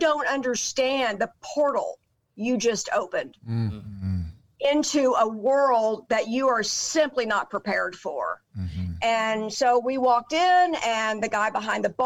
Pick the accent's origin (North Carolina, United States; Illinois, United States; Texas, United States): Texas, United States; Dallas; I grew up in Dallas.